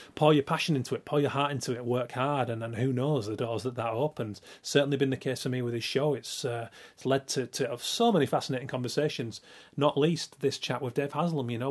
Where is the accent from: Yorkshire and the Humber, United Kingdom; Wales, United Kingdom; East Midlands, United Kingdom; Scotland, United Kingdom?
Yorkshire and the Humber, United Kingdom; moved away; also born or lived in Preston / Manchester; seven eight years old, growing up in Yorkshire